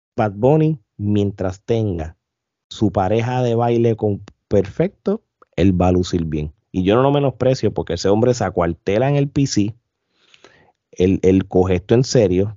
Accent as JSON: {"language": "Spanish", "country": "Puerto Rico", "said": "Nosotros como puertorriqueños"}